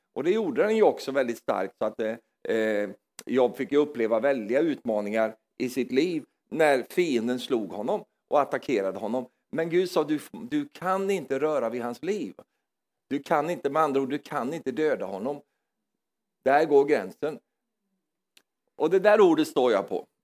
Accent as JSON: {"language": "Swedish", "region": "Norrland", "country": "Sweden", "moved": "yes", "said": "jag är från Norrland i Sverige"}